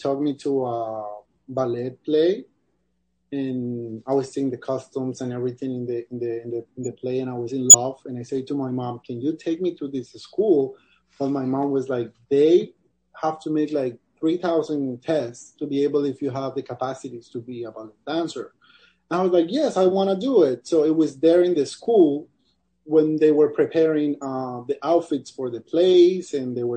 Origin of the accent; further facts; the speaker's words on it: Cali, Valle del Cauca, Colombia; moved away; the city I grew up, or actually in Colombia